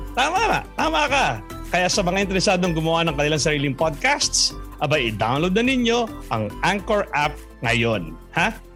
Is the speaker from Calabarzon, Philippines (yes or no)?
no; Tarlac, Central Luzon, Philippines; now in Antipolo, Philippines; ako ay taga Tarlac